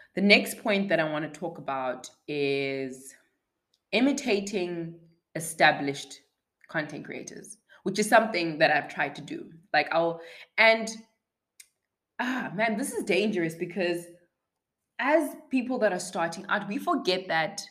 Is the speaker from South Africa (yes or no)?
yes; South Africa; As a South African